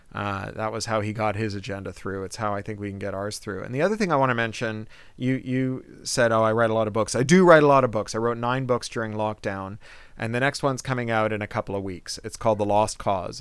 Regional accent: Toronto, Ontario, Canada; I was a kid from Toronto

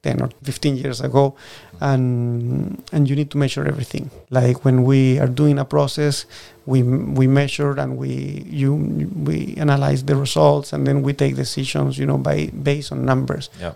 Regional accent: Puerto Varas, Los Lagos, Chile; first language Spanish; English is a second language; moved away as an adult; now in Washington, United States; I'm from Puerto Varas

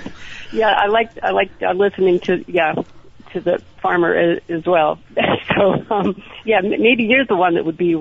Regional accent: Burlington, Vermont, United States; moved away as an adult; now in Maryland, United States; because I grew up in Burlington.

